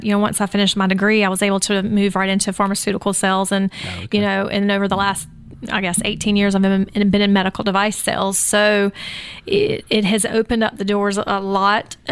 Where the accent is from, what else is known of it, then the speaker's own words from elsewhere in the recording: Rincon, Georgia, United States; now in Pooler, United States; I grew up in Rincon, Georgia